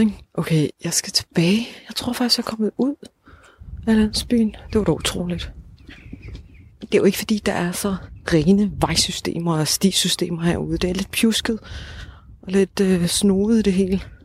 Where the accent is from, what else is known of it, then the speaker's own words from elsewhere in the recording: Odense, Southern Denmark, Denmark; altså vi er jo fra Odense